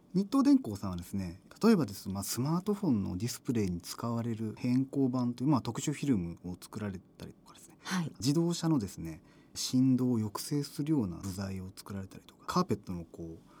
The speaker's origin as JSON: {"language": "Japanese", "region": "Shizuoka", "country": "Japan", "tie": "born or raised there", "said": "私と同じあの静岡県出身"}